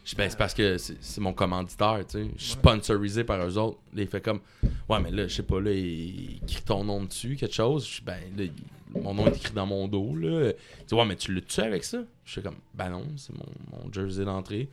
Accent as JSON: {"language": "French", "region": "Quebec", "country": "Canada"}